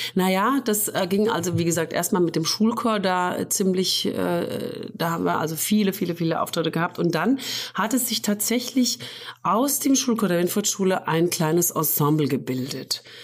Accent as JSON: {"language": "German", "town": "Fulda", "region": "Hesse", "country": "Germany", "tie": "born or raised there", "said": "ich bin in Fulda geboren, ja. Und habe aber dann eine Zeit lang auf dem Dorf im Hinterland gewohnt"}